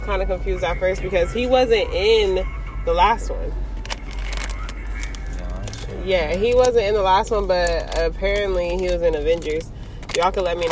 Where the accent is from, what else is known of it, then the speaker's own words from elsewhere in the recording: Los Angeles, California, United States; we're both from Los Angeles, California